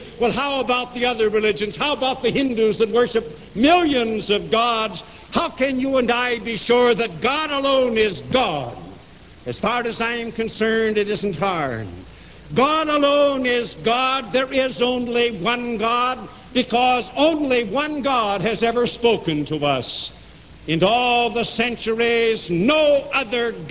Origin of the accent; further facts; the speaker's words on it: United States; as an American and as a Christian